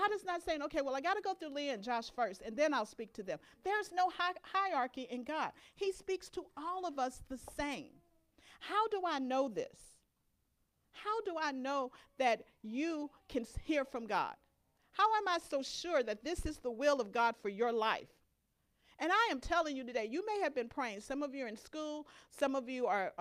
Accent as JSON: {"language": "English", "region": "Louisiana", "country": "United States", "tie": "born or raised there", "said": "My growing up in Louisiana, we had a fig tree in our backyard"}